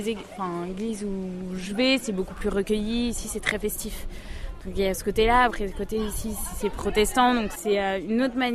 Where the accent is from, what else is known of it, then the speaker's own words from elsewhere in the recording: south of France, France; Euh, je viens aussi du sud de la France.